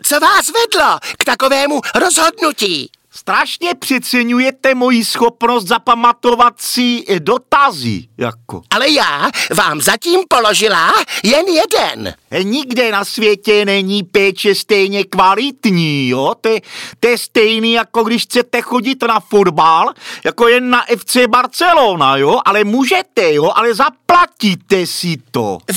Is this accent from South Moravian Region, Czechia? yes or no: yes; Brno, South Moravian Region, Czechia; No já jsem z Brna.